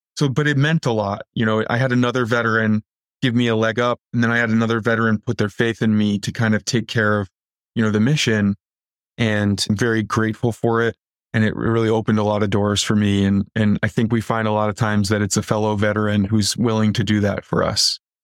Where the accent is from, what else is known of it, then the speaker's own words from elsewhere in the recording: Waukegan, Illinois, United States; also born or lived in Antioch, Illinois; I grew up in Northern Illinois in a town called Waukegan